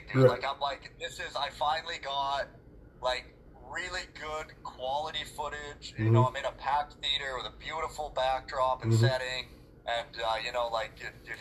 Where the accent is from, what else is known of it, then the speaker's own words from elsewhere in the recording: Prince George, British Columbia, Canada; that's in Prince George. It's in my hometown.